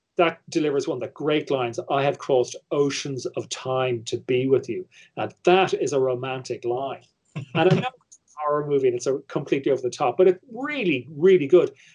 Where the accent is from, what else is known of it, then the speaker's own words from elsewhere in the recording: Ireland; me as an Irish viewer